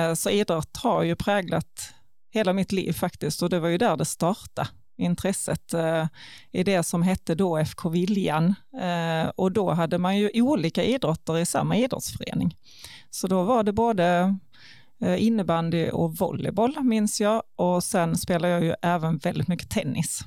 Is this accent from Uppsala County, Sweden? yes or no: no; Ljungbyhed, Skåne, Sweden; also born or lived in Karlskrona / Ängelholm; jag är faktiskt född i Karlskrona, men flyttade till Ljungbyhed när jag var ett och där har jag gått hela grundskolan och växte ju bokstavligen upp i Ljungbyheds idrottshall